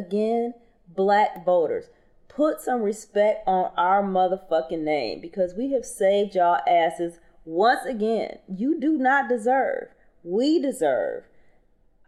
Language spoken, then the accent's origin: English; Michigan, United States; Michigan, my home state